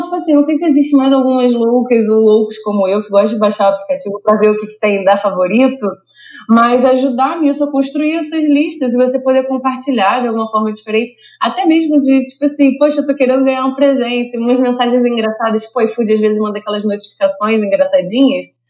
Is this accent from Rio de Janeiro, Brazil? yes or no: yes; Rio de Janeiro, Brazil; eu sou do Rio